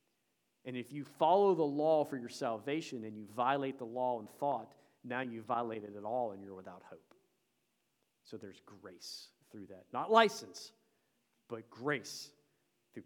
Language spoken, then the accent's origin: English; Tennessee, United States; I'm from Tennessee